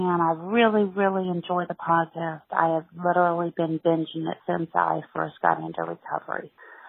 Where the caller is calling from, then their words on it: Madison, Mississippi, United States; I am from Madison, Mississippi.